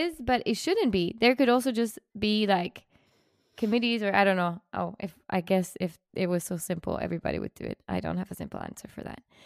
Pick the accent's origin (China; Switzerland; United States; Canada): Switzerland; I'm from Switzerland